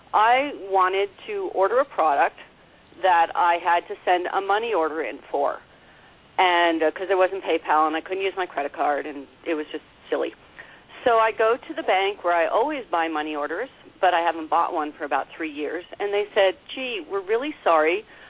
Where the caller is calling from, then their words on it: Canada; I'm calling from Canada.